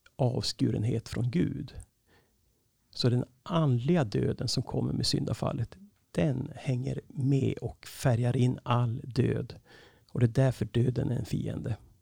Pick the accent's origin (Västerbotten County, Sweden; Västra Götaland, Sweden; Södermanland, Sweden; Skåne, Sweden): Västerbotten County, Sweden; Skellefteå; also born or lived in Norrbotten; now in Uppsala, Sweden; jag är född uppe i Norrbotten, uppvuxen i Skellefteå